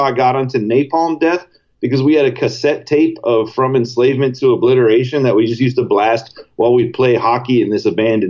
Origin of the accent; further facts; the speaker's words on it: New York City, New York, United States; moved away as an adult; also born or lived in Washington, D.C.; I'm from Brooklyn originally, and I had moved down to Washington, D.C. to go to University of Maryland for a few years